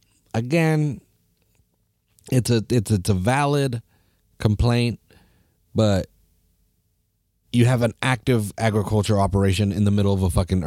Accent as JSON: {"language": "English", "town": "Salinas", "region": "California", "country": "United States", "said": "I'm here from Salinas. I say that all the fucking time because we're a proud little town here, you know."}